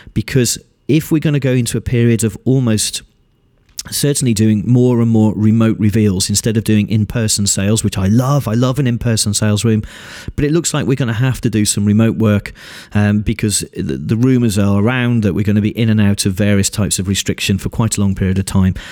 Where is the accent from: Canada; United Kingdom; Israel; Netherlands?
United Kingdom; being British